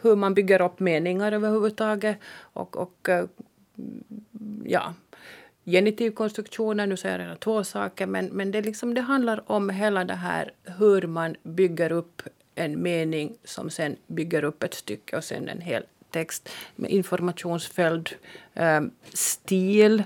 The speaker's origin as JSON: {"language": "Swedish", "town": "Jakobstad", "region": "Ostrobothnia", "country": "Finland", "accent": "Jakobstad dialect", "said": "I min Jakobstads dialekt"}